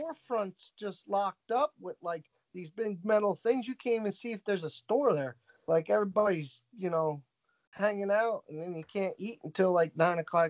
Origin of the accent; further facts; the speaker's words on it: United States; I say I'm American and I'm proud of it